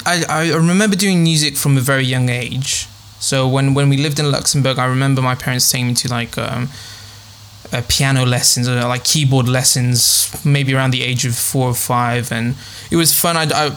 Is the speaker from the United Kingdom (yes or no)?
no; Thessaloniki, Central Macedonia, Greece; I'm half. So my dad's English. He's from Liverpool, and my mum's from Greece, from a small town in northern Greece called Kavala. But we've moved quite a few times. So I've grown up in Thessaloniki, which is another northern city in Greece